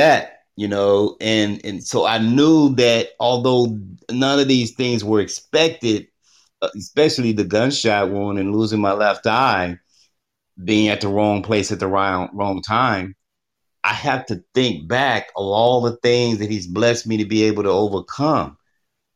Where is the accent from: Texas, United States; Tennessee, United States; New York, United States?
Texas, United States; growing up in Texas, where it gets very humid.